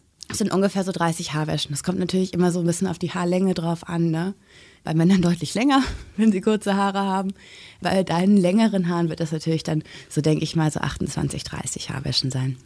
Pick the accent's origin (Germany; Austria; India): Germany; bei uns in Deutschland